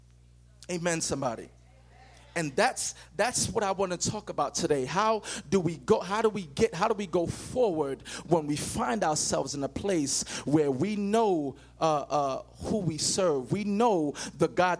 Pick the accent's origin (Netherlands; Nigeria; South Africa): Nigeria; now in United States; But I'm not from America. I'm from Africa. And when you see me, before you, I can say anything, you can judge and say, okay, he's from Africa, or specifically Nigerian